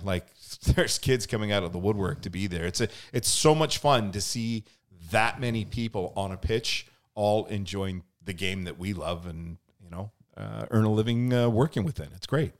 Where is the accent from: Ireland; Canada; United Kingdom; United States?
Canada; Lower Mainland, British Columbia; moved away as an adult; also born or lived in Edmonton, Alberta; now in Okanagan, Canada; I'm originally from the Lower Mainland, ended up moving to Eb, Edmonton for almost ten years.